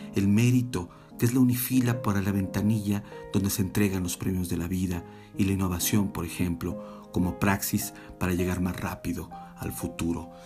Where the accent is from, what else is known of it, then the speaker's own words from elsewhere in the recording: Mexico; soy mexicana, mexicano